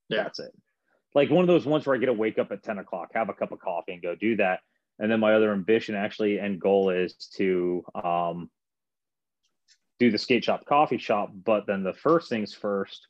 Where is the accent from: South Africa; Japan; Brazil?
Japan; now in United States; I was raised in Japan.